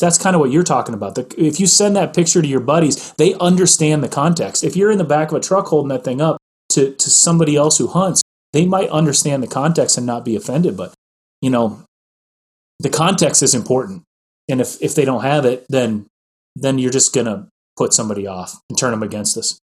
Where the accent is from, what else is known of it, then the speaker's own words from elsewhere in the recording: Midwest, United States; I grew up in the Midwest